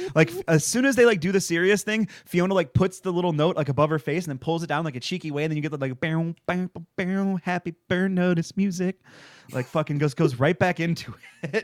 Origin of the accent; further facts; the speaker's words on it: Michigan, United States; I'm from Michigan